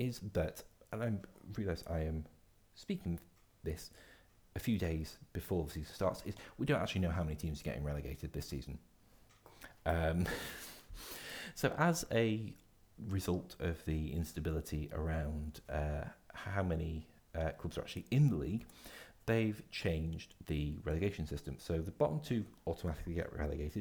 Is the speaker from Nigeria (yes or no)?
no; Scotland, United Kingdom; as a Scotsman